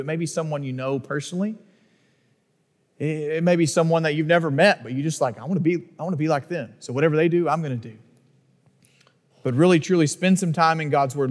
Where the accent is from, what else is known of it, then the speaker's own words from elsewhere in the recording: Northeast Texas, United States; growing up in Northeast Texas